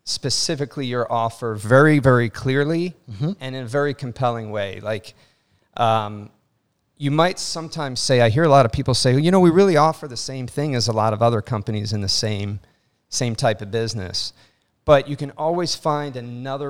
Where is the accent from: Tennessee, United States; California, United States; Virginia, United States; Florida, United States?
Florida, United States; Miami; also born or lived in Brooklyn; I'm a Miami boy. I grew up in Miami